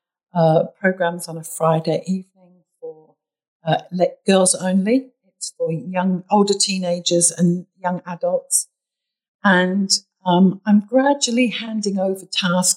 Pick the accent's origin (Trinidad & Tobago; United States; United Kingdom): United Kingdom; accent: British; also born or lived in Bahrain; now in Sydney, Australia; my British accent always gives it away as well